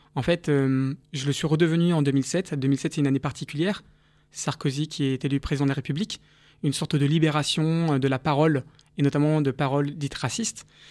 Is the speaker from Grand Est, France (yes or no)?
no; Paris, Île-de-France, France; also born or lived in Nice / South Korea; dans le 13e arrondissement où j'ai, grandi